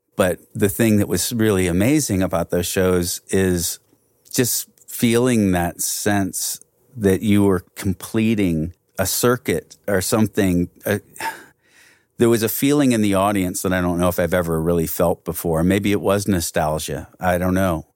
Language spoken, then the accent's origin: English; Belleville, Illinois, United States; we came from the other side of the river, we came from Belleville.